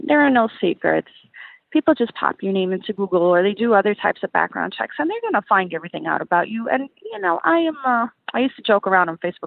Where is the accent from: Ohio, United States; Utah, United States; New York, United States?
New York, United States; New York City; I'm from Brooklyn, New York